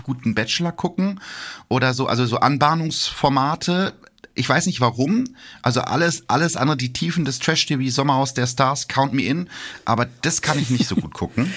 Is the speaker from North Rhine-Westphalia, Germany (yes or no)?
yes; Gütersloh, North Rhine-Westphalia, Germany; Gütersloh, meiner Heimatstadt